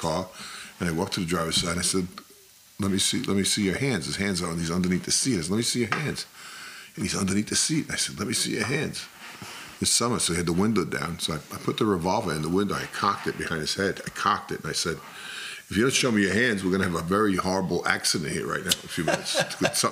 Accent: New York City, New York, United States; I'm from the Bronx

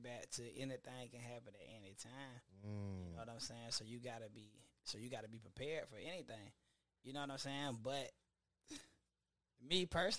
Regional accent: Lackawanna, New York, United States; I grew up there from like when I was born all the way to probably I was like 5 years old.

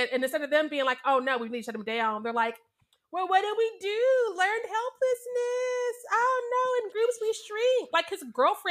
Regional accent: Missouri, United States; I was born and raised in Missouri

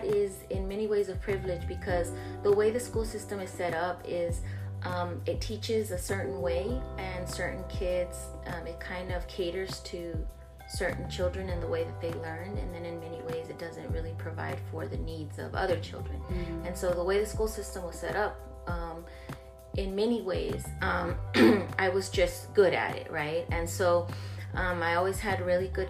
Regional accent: Laredo, Texas, United States; also born or lived in San Antonio, Texas; I was actually born in San Antonio, but I'm from Laredo, from colonias on both sides. So I was raised in Nuevo Laredo and then mainly in Laredo.

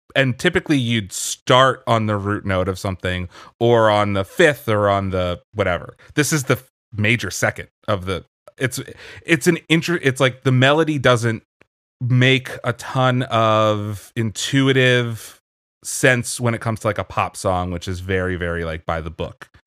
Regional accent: Pennsylvania, United States; I grew up in Pennsylvania

